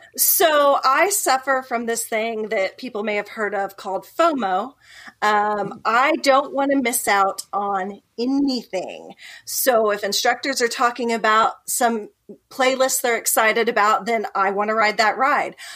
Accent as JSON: {"language": "English", "town": "Ponca City", "region": "Oklahoma", "country": "United States", "tie": "born or raised there", "also_born_or_lived": "Silicon Valley, California", "said": "I'm from Oklahoma, born and raised, but I did spend three years in the Silicon Valley"}